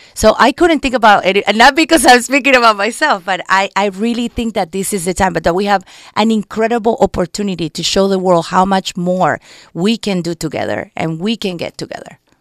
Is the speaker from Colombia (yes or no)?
yes; Colombia; English is a second language; moved away as an adult; also born or lived in New York, United States; now in Los Angeles, United States; I'm immigrated to this country when I was eighteen from Colombia with my family.